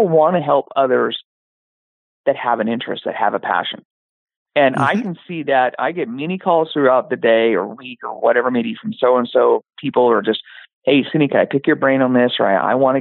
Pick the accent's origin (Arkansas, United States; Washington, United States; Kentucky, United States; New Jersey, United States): Washington, United States; Yakima; moved away as an adult; also born or lived in Tacoma, Washington / California; now in Portland, United States; I was born and raised in Yakima, Washington